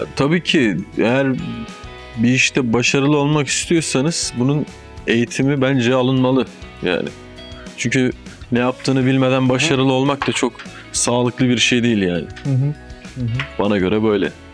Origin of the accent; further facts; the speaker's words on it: Ordu, Turkey; moved away; also born or lived in Boyabat, Sinop / Adana; Ama küçük aynen Ordu.